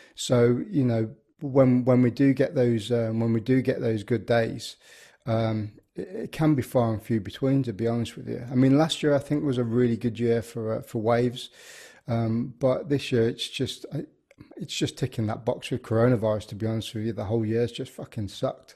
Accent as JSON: {"language": "English", "area": "the Midlands", "region": "England", "country": "United Kingdom", "tie": "born or raised there", "said": "I grew up in the Midlands"}